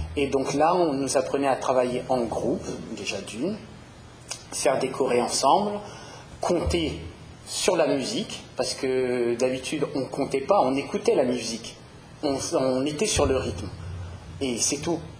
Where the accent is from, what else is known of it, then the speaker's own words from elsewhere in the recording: Paris, Île-de-France, France; je suis parisien